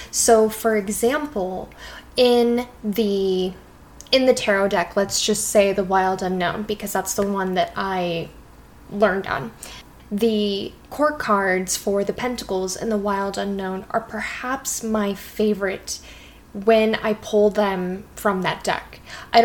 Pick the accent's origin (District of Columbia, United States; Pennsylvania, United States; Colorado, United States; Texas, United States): Colorado, United States; growing up in Colorado, being in the mountains